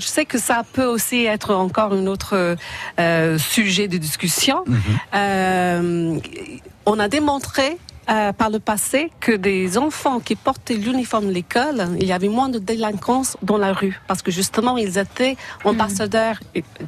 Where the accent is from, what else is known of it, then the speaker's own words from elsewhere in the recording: Ireland; now in France; chez moi, en Irlande